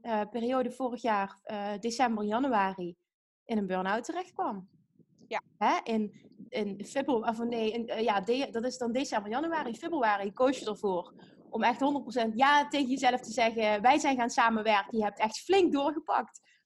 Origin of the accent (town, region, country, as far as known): Limburg, Netherlands; accent: Limburgish